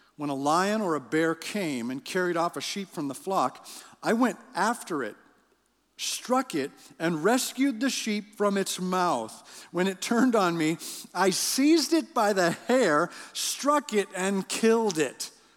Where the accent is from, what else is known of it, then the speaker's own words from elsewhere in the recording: Canada; I'm from Canada